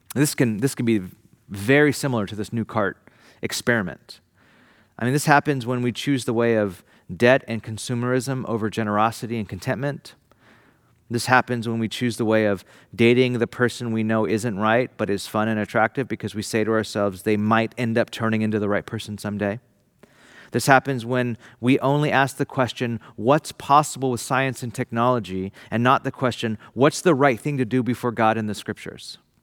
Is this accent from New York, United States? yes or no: no; Bakersfield, California, United States; now in San Francisco, United States; my family home to San Francisco from Bakersfield, my hometown